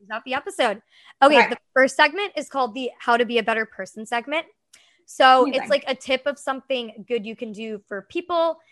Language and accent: English; New Hampshire, United States; also born or lived in Boston area; now in New York City, United States; I'm from New Hampshire